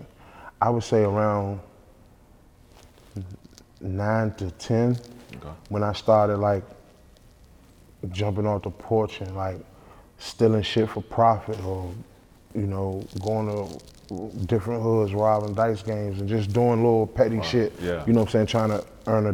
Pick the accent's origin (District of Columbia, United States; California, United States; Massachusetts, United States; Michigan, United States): District of Columbia, United States; Washington; I'm from the Northeast section of DC